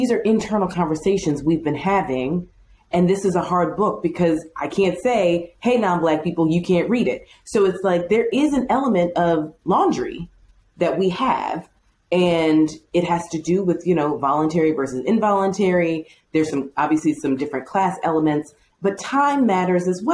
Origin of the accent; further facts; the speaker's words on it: Chicago, Illinois, United States; where are you from? It's like, Chicago